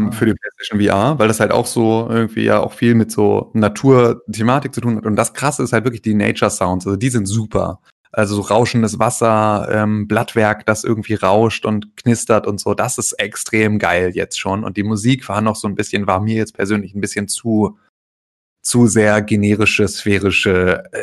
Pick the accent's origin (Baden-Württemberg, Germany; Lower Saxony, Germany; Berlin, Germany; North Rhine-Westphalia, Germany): Lower Saxony, Germany; Gifhorn; hatten wir in, in Gifhorn, in, in meiner Heimatstadt, gab es Döpke.